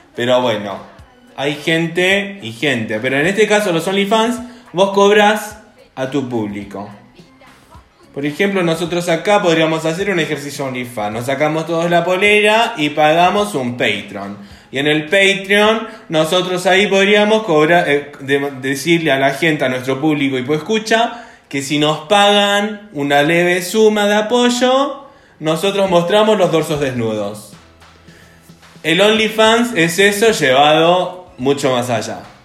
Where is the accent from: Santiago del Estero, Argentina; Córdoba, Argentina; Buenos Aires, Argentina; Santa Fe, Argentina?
Buenos Aires, Argentina; Yo soy de Buenos Aires